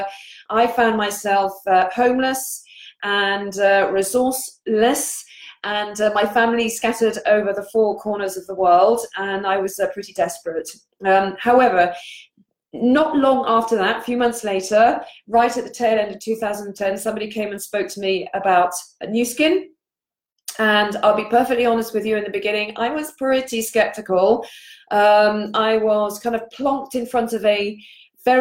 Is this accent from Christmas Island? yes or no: no; England, United Kingdom; moved away as an adult; also born or lived in Paris, France; now in Poole, United Kingdom; I am English and I live here in Poole in Dorset on the south coast of the UK.